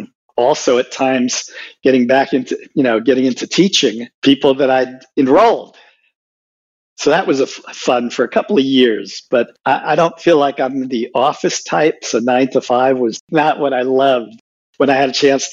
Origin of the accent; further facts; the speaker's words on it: Puerto Rico; moved away as an adult; also born or lived in New York City, United States / New Orleans, United States; I went to grammar school, junior high, and high school in Puerto Rico, graduated in 1966